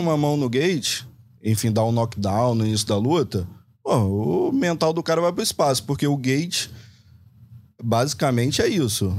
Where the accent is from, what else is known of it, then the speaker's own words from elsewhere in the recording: Brazil; como brasileiro